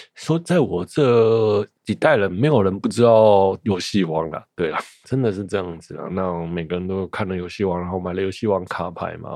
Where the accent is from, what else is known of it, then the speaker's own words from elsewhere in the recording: Taiwan; 身为一个台湾人